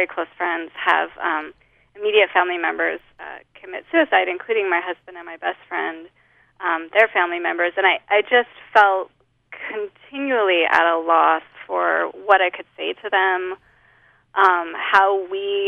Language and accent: English; Holladay, Utah, United States; moved away as an adult; also born or lived in Louisiana; now in Lafayette, United States; I grew up in Holiday